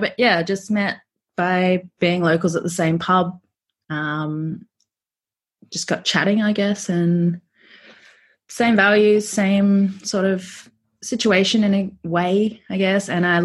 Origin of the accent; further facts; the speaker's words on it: Bundaberg, Queensland, Australia; moved away as an adult; also born or lived in Brisbane; now in Melbourne, Australia; I grew up in Queensland, actually, Bundaberg. Moved to Brizzy after school, studied biomedical science at uni, and then moved down to Melbourne 2017, so like 4 years ago.